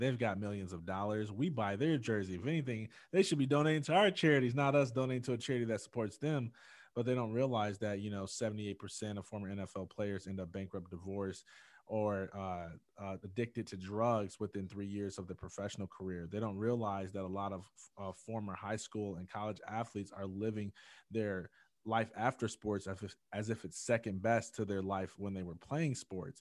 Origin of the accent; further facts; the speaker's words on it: Jackson, Michigan, United States; growing up in Jackson, Michigan